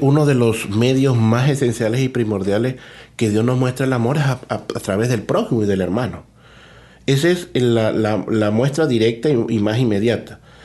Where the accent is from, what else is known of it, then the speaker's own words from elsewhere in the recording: Caja Seca, Zulia, Venezuela; moved away as an adult; now in Toronto, Canada; soy sacerdote venezolano, eh, nací en un pueblecito que se llama Cajaseca en el estado Zulia